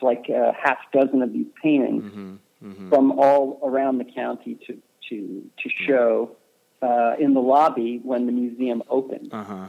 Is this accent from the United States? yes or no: yes; Clearwater, Florida, United States; moved away; also born or lived in New York; I pretty much grew up on the beach, So it was very outdoorsy